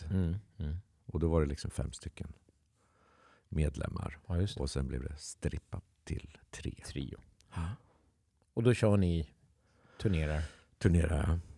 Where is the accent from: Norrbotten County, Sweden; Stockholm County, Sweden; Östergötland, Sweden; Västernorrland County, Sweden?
Östergötland, Sweden; Kisa; Jag är uppvuxen i Kisa, född uppvuxen i Kisa i Kisa. Östergötland, fem mil söder om Linköping.